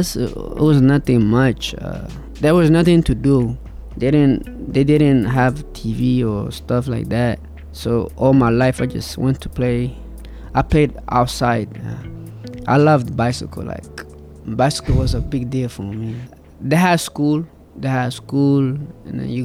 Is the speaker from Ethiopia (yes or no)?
yes; Ethiopia; moved away; I was born in Ethiopia